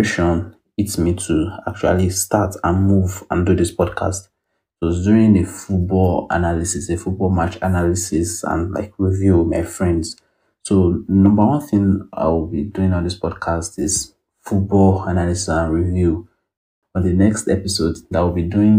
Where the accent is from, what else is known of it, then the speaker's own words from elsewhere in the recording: Ibadan, Oyo, Nigeria; I'm an Ibadan boy, born and bred.